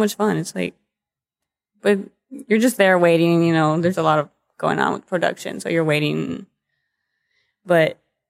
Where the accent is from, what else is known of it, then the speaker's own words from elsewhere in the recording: Dallas, Texas, United States; You know, I was from the Dallas area.